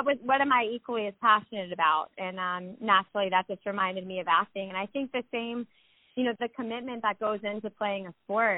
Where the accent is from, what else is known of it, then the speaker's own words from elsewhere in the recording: Snellville, Georgia, United States; I grew up in Snellville, Georgia